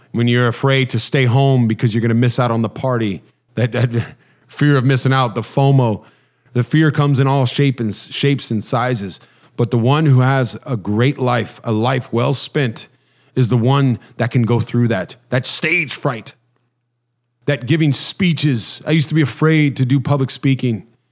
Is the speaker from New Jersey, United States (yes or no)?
no; Huntington Beach, California, United States; I grew up in Huntington Beach, so I, I tried to surf a little bit